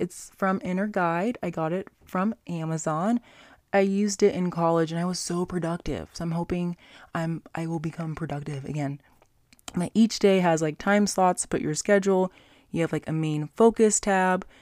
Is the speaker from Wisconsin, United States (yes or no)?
no; Las Vegas, Nevada, United States; my hometown, Las Vegas, Nevada